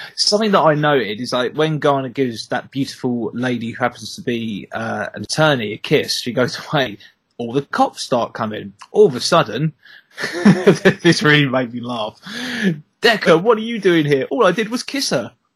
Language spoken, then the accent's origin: English; the Southeast, South East England, United Kingdom; I'm not from the West Country. I'm from the Southeast.